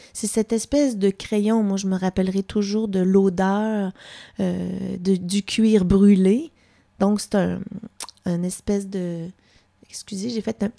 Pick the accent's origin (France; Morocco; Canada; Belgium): Canada; Pierreville, Quebec; also born or lived in Sherbrooke / Odanak; j'ai passé mon enfance à Pierreville